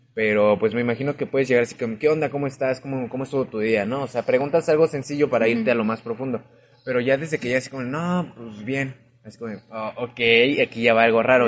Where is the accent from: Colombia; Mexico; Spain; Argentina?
Mexico; Mexico City; moved away; yo que vengo de la Ciudad de México